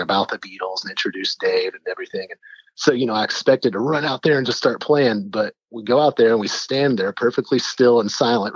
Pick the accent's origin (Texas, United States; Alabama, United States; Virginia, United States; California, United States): Texas, United States; I was from Texas